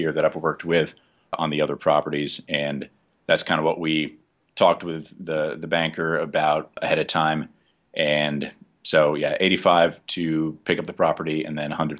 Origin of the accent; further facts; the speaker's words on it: Jersey City, New Jersey, United States; moved away as an adult; also born or lived in Oklahoma City; now in New Mexico, United States; I'm from Jersey City, New Jersey.